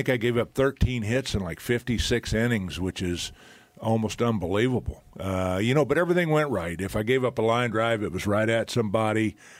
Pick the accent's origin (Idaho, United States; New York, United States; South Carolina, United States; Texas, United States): Texas, United States; moved away as an adult; now in Toronto, Canada; I mean, I came from Texas where we were lucky to have 10,000 fans in the stands.